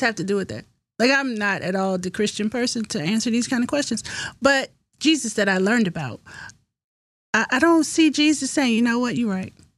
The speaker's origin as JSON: {"language": "English", "region": "Virginia", "country": "United States", "tie": "born or raised there", "said": "I was born in Virginia."}